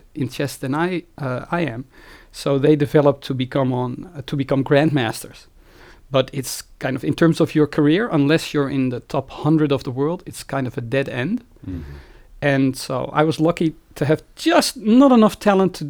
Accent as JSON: {"language": "English", "region": "Friesland", "country": "Netherlands", "tie": "born or raised there", "also_born_or_lived": "Groningen, Netherlands / Evanston, United States", "moved": "as an adult", "lives_now": "Amsterdam, Netherlands", "said": "I spent most of my life before I went to university in Friesland. This is a province in the northern part of the Netherlands."}